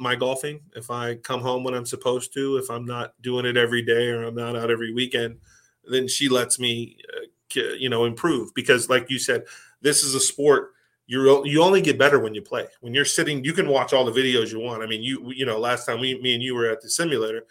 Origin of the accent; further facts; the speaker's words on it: Pittsburgh, Pennsylvania, United States; I'm from Pittsburgh